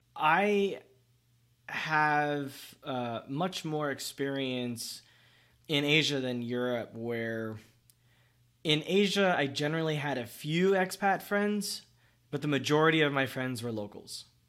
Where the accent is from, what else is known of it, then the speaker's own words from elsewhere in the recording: Miami, Florida, United States; also born or lived in Pembroke Pines / Vietnam; I moved from Miami to Pembroke Pines. It's not very far. It's like 30 minutes by car. But I was like 12 when it happened.